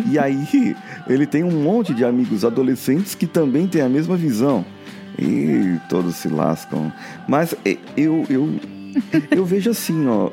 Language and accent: Portuguese; Barbacena, Minas Gerais, Brazil; eu era criança, quando era criança pequena lá em Barbacena